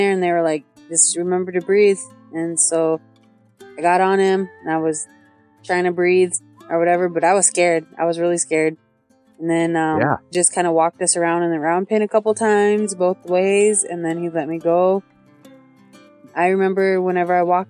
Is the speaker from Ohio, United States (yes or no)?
no; Sioux City, Iowa, United States; now in Santee, United States; I live in Santee on the reservation, but I grew up in Sioux City, Iowa